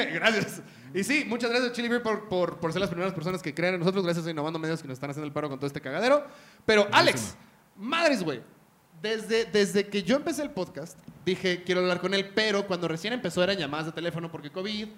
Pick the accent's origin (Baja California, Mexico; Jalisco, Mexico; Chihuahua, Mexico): Baja California, Mexico; Tijuana; now in Mexico City, Mexico; crecí en Tijuana